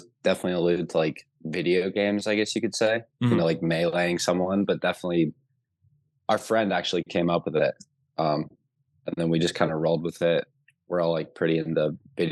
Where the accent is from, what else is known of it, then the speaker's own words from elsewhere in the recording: New Jersey, United States; now in Knoxville, United States; I'm originally from South Jersey, like outside of Philly